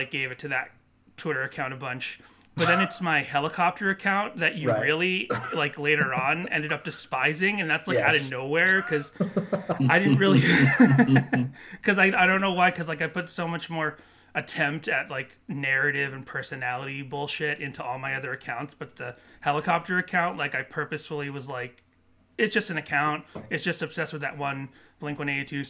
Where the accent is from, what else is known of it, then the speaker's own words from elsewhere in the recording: Massachusetts, United States; moved away as an adult; now in California, United States; I'm originally from Massachusetts